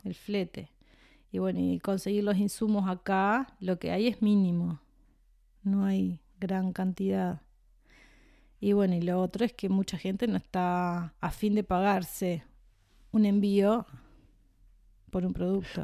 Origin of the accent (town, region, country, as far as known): Montevideo, Uruguay; born or raised there